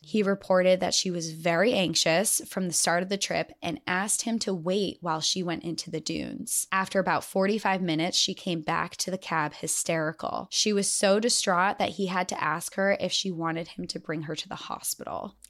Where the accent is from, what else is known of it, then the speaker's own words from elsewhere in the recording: New Hampshire, United States; I'm from New England, I'm from New Hampshire